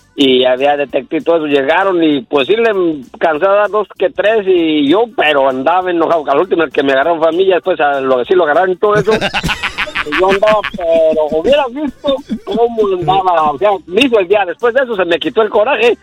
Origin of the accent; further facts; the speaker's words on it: Guanajuato, Mexico; now in Chicago, United States; no soy, de Michoacán, soy de Guanajuato